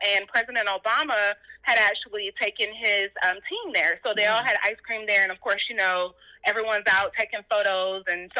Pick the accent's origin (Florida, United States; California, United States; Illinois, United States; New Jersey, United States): Florida, United States; moved away as an adult; also born or lived in Maryland/D.C. area; now in Texas, United States; I'm originally from Florida. I've been living in Texas for the past 5 years.